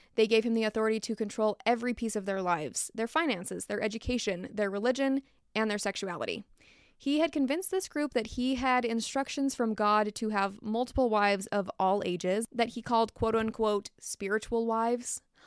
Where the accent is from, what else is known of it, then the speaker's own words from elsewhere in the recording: Utah, United States; it happened in my home state